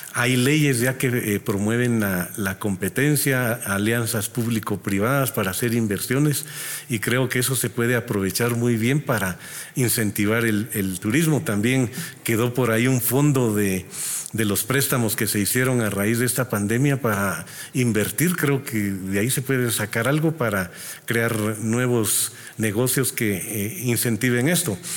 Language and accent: Spanish; Guatemala; nuestra población, nuestra gente es trabajadora